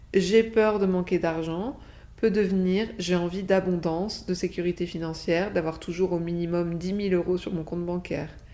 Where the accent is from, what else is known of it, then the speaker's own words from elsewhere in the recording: France; on a même un sacré avantage sur ce plan en tant que Français